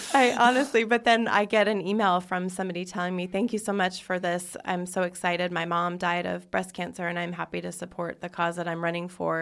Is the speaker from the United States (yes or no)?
yes; Spokane, Washington, United States; moved away; I grew up in Spokane, Washington